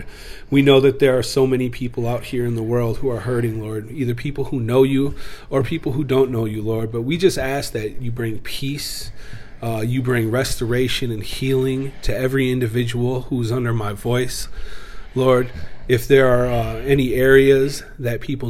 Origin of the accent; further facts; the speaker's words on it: St. Paul, Minnesota, United States; also born or lived in Edina, Minnesota / Twin Cities; I was born in Edina, Minnesota. Grew up in East St. Paul